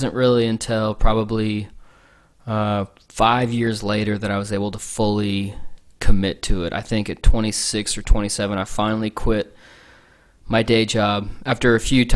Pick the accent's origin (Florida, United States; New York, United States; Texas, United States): Texas, United States; San Antonio; I grew up in San Antonio, Texas